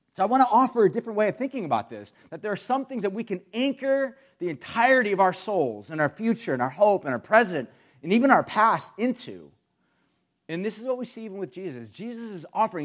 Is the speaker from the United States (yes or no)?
yes; United States; especially as American Christians